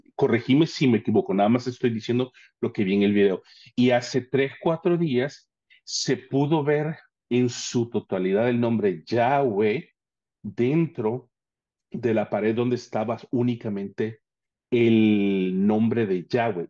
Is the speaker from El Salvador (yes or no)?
yes; El Salvador; Yo soy salvadoreño